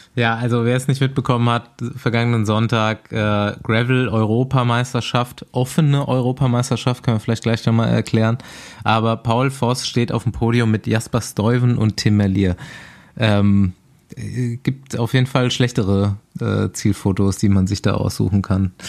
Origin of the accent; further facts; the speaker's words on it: Aschaffenburg, Bavaria, Germany; moved away; ich habe mich mal wieder in meine Heimat verpisst